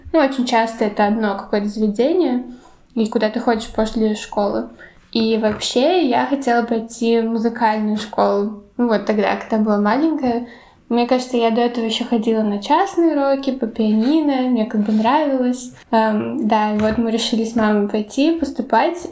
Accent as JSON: {"language": "Russian", "country": "Latvia", "tie": "born or raised there", "accent": "Latvian accent (in Russian, now gone)", "first_language": "Russian", "said": "я ходила всю жизнь в Латыш латышской школы"}